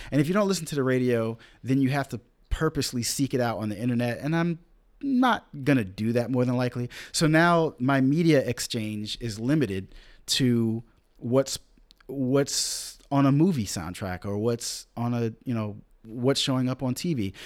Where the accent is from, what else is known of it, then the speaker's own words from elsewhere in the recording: Rich Square, North Carolina, United States; also born or lived in upstate New York; Rich Square, North Carolina. One, northern black folk drive through my hometown